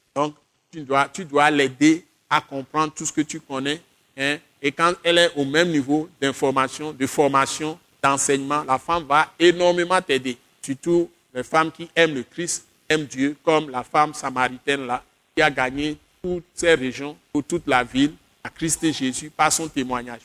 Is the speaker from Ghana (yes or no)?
yes; Accra, Greater Accra, Ghana; now in Togo; Accra, c'est là où j'ai grandi. Quand j'étais petit, c'est à Accra que j'ai commencé mes études, avant de venir ici